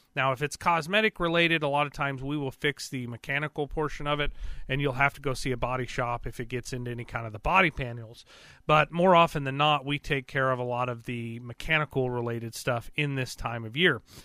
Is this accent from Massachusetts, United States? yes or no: no; Carthage, Joplin, Neosho area, Missouri, United States; also born or lived in east side of Lake Michigan, Michigan / Marionville, Missouri; I'm from around the Carthage, Joplin, Neosho kind of area. But I spent a significant amount of my time um, up north on the east side of Lake Michigan